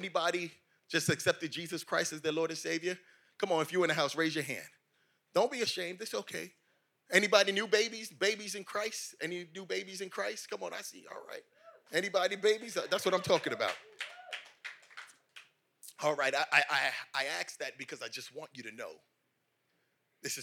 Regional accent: New York, United States; moved away; I'm from New York. I love New York. My family's still in this dirty place

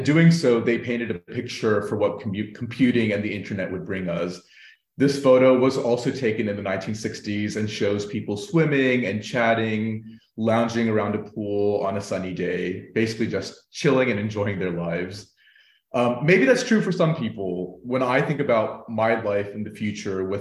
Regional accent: United States; now in Berlin, Germany; I'm an Indian-American man joining in from Berlin

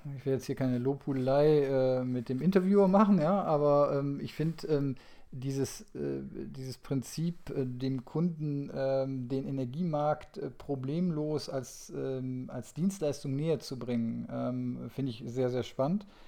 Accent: North Rhine-Westphalia, Germany; ich komme jetzt aus, aus Nordrhein-Westfalen

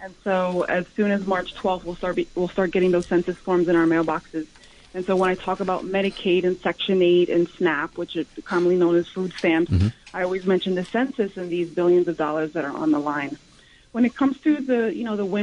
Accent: New York City, New York, United States; where I grew up on Stanton Street

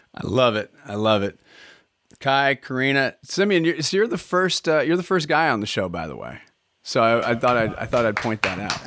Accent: Scotland, United Kingdom; We're Scottish

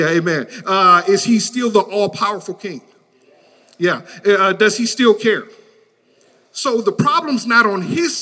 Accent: Detroit, Michigan, United States; I grew up in Detroit, Michigan

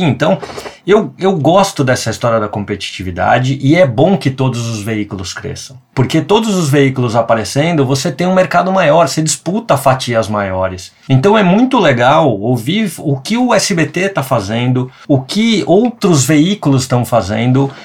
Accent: São Paulo, Brazil; moved away; also born or lived in Rio Grande do Sul; Eu vivi minha vida inteira em São Paulo

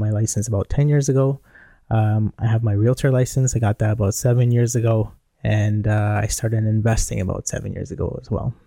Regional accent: Toronto, Ontario, Canada; I'm from Toronto

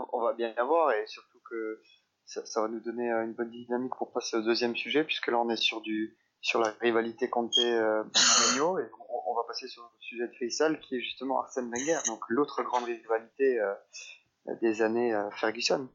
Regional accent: England, United Kingdom; en tant qu'Anglais, ayant vécu à cette période en Angleterre

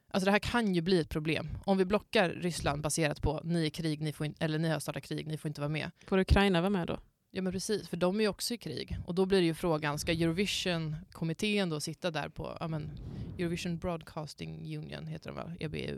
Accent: Skåne, Sweden; now in Umeå, Sweden; då är jag alltså från Skåne

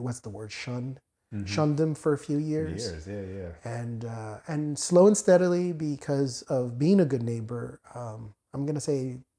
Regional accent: Perth Amboy, New Jersey, United States; also born or lived in Newark, New Jersey / Sayreville, New Jersey; growing up in Perth Amboy was pretty interesting.

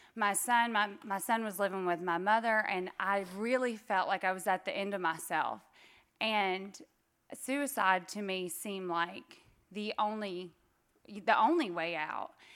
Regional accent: Northwest Georgia, United States; I'm from Georgia, I'm from Northwest Georgia

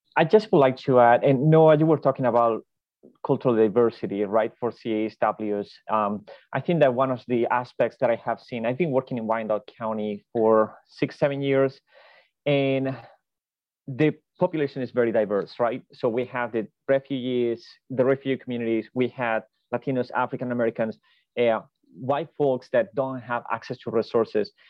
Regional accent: Spain; moved away as an adult; now in United States; I am originally from Spain

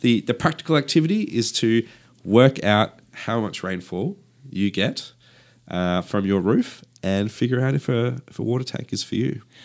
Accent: Perth, Western Australia, Australia; I grew up in Perth, uh, where Perth has, uh, yeah, quite a dry climate

